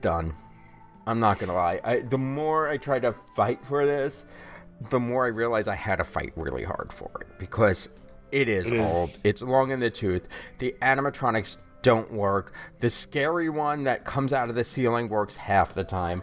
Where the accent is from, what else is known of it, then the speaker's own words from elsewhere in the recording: New York, United States; Growing up in New York